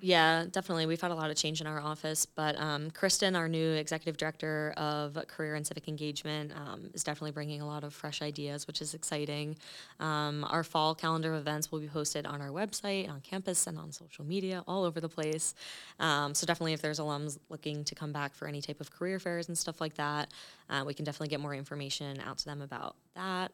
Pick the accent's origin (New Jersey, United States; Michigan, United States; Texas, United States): New Jersey, United States; Clark; I'm actually originally from a small town called Clark in New Jersey